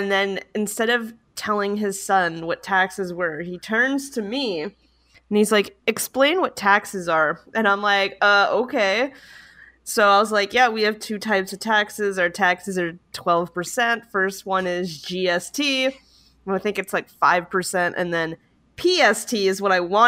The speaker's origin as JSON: {"language": "English", "country": "Canada"}